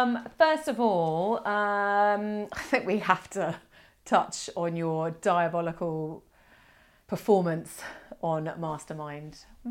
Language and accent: English; Australia; moved away; Because I'm originally an Aussie. I know I don't sound like one now, but I don't, do I?